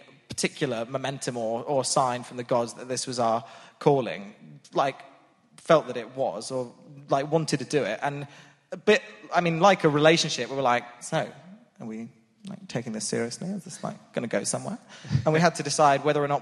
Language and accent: English; Portsmouth, South East England, United Kingdom; moved away; I was from Portsmouth